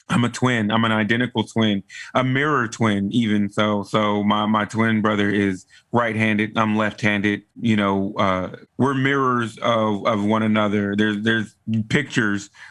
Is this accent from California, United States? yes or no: no; Texas, United States; I am from Texas. I am a true Texan. I was raised in a pretty standard Southern African American family